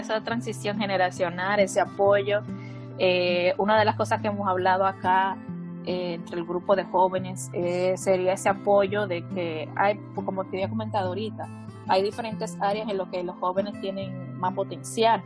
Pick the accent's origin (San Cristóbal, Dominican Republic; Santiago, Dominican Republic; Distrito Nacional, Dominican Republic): Distrito Nacional, Dominican Republic; Santo Domingo; soy de República Dominicana.